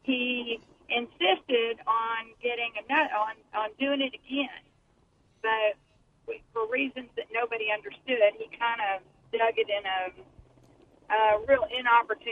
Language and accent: English; Texas, United States; accent: Texas; moved away; my Texas accent